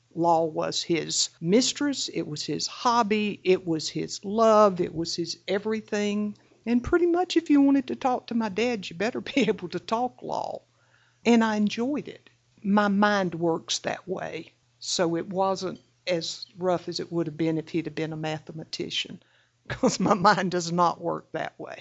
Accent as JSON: {"language": "English", "area": "the Deep South", "region": "Florida", "country": "United States", "tie": "born or raised there", "said": "I was raised in the Deep South"}